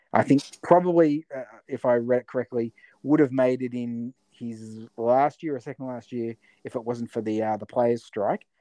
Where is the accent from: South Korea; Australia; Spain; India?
Australia; Latrobe Valley, Victoria; moved away; I came from the Latrobe Valley in Victoria where we had you know f- four or five uh, power stations